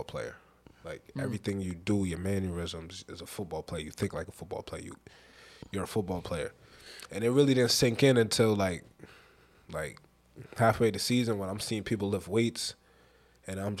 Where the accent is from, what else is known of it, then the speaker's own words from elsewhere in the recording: Rhode Island, United States; moved away; I'm from Rhode Island